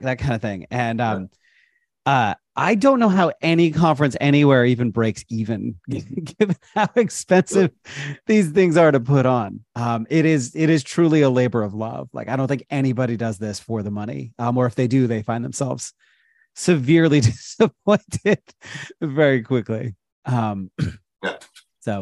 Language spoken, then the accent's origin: English; United States; I'm an American